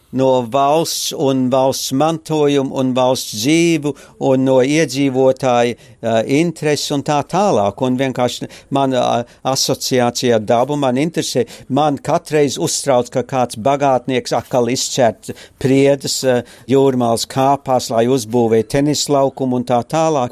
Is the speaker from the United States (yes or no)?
no; Australia; also born or lived in Courland, Latvia / Germany / Darwin, Australia; Es eh, piedzimu Kurzemē, Kurzemes katlā, oktobrī 44. gadā, decembrī mēs izbraucam līdz Danzigas, tad mēs lielākoties pārstaigājam pār Vāciju uz rietumu zonu, tad mēs ar kuģi 49. gadā atbraucam uz Austrāliju